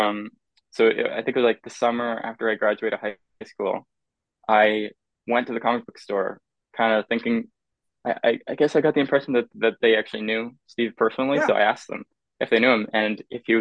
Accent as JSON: {"language": "English", "town": "Halifax", "region": "Nova Scotia", "country": "Canada", "tie": "born or raised there", "moved": "yes", "lives_now": "Montreal, Canada", "said": "I grew up in Halifax, Nova Scotia. I live in Montreal now"}